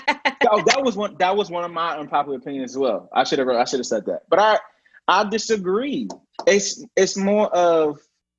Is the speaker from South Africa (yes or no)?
no; New Jersey, United States; moved away; But I wasn't born in the deep South. You know, I was born in New Jersey